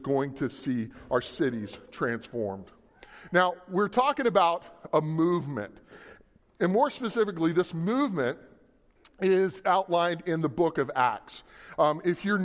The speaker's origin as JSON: {"language": "English", "region": "Louisiana", "country": "United States", "moved": "yes", "lives_now": "Kansas, United States", "said": "I'm from Louisiana originally"}